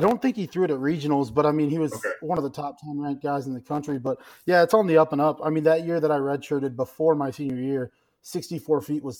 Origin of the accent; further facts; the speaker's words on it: Atkinson, Illinois, United States; I grew up in a really small town in Illinois, Atkinson, Illinois. My hometown's about 900 people.